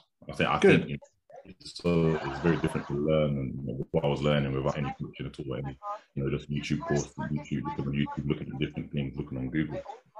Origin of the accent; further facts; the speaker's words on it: London, United Kingdom; So I'm from Southeast London.